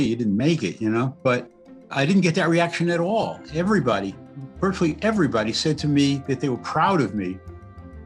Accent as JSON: {"language": "English", "town": "New York City", "region": "New York", "country": "United States", "tie": "born or raised there", "said": "I grew up in the Bronx in New York in a housing project"}